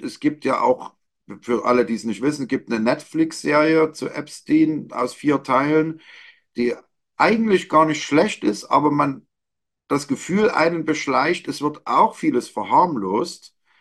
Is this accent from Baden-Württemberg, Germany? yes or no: no; Leipzig, Saxony, Germany; meine Heimatstadt. Hier geht es um Leipzig.